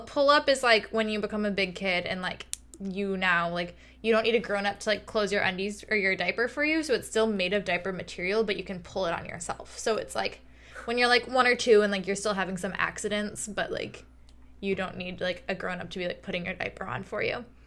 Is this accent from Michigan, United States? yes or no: yes; Michigan, United States; growing up around Michigan State fans